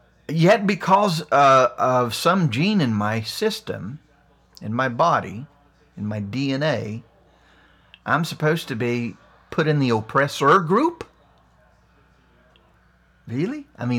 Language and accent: English; West Virginia, United States; See, I'm a white guy, but I grew up poor in West Virginia. I mean, I was in the fifth grade before I had running water. I lived in the hills of Appalachia.